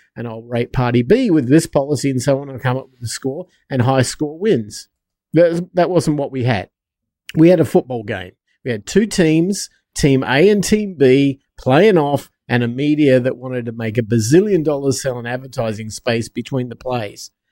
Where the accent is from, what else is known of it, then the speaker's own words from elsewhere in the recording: United States; I'm an American.